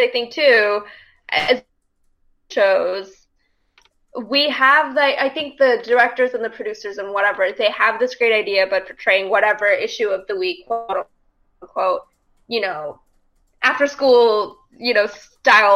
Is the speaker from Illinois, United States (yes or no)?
no; North Texas, United States; I'm from North Texas, grew up in a very diverse place